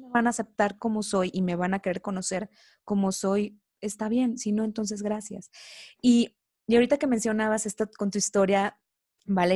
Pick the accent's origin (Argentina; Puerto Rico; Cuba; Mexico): Mexico; Coatzacoalcos, Veracruz; now in Mexico City, Mexico; Soy originaria de Veracruz, específicamente del puerto de Coatzacoalcos, Veracruz, así que soy orgullosamente veracruzana.